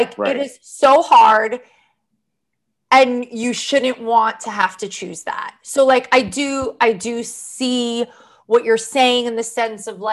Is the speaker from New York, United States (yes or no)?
yes; Long Island, New York, United States; I'm not really a native New Yorker. I'm from Long Island